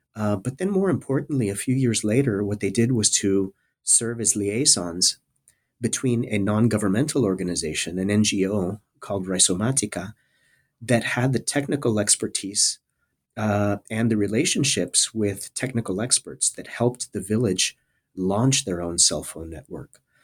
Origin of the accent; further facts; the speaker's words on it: South Texas border area, United States; moved away as an adult; also born or lived in California; I'm originally from the South Texas border area. Uh, I grew up in a small town uh, at the very southern tip of the state of Texas